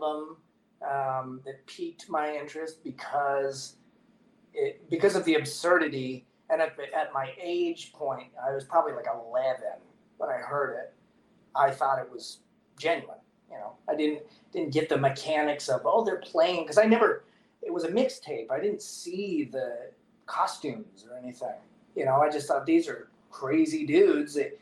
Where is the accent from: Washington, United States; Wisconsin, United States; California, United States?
Washington, United States; Port Angeles; moved away as an adult; also born or lived in Portland, Oregon; now in Prescott, United States; where I grew up is in Port Angeles Squim area. That's on the Olympic Peninsula